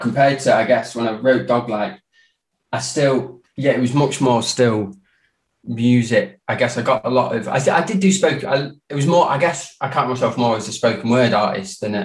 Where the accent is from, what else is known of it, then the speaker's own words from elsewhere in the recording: Derby, East Midlands, United Kingdom; moved away as an adult; also born or lived in Spain / Liverpool; now in Manchester, United Kingdom; growing up in Derby